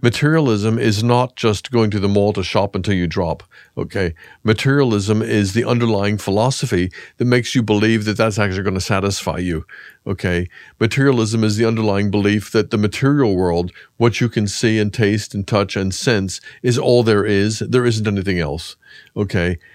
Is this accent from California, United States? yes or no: no; Pennsylvania, United States; I was brought up in Pennsylvania in a very evangelical Protestant home.